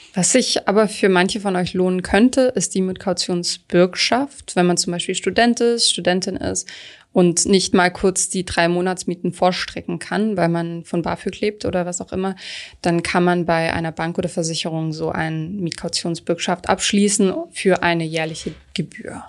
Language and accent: German; Stuttgart, Baden-Württemberg, Germany; Stuttgart meiner Heimat